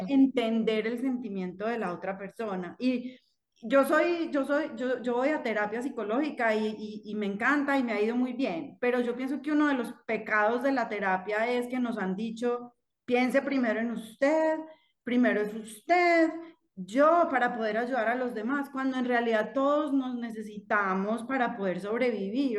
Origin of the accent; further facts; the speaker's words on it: Manizales, Caldas, Colombia; yo soy de Manizales